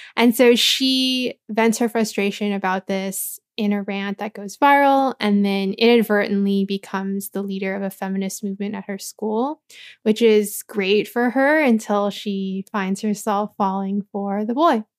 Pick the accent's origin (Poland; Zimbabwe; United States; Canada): United States; Anaheim, California; also born or lived in Cypress, California; I grew up in Anaheim, but I went to school in Cyprus